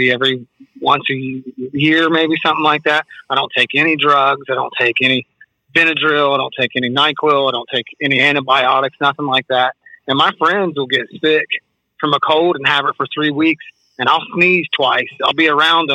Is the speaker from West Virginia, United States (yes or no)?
yes; West Virginia, United States; also born or lived in Columbus, Ohio; now in Florida, United States; I'm from West Virginia. I moved to Ohio.